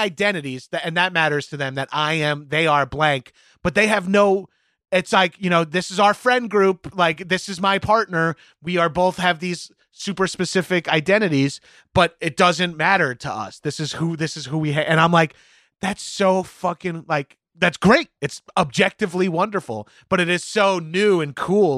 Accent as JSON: {"language": "English", "area": "Long Island", "region": "New York", "country": "United States", "tie": "born or raised there", "also_born_or_lived": "Manhattan, United States", "moved": "yes", "said": "a meathead growing up on Long Island"}